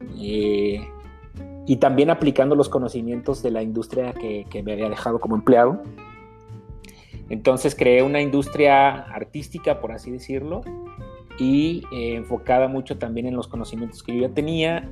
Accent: Mexico; vengo de una educación de familia como, como muchas mexicanas

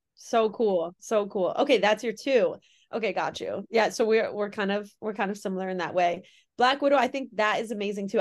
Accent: Connecticut, United States; I'm from Connecticut

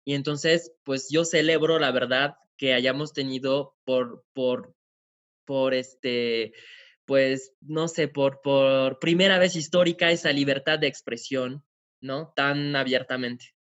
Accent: France; moved away as an adult; now in Mexico; soy francés, llevo aquí viviendo en México ocho años

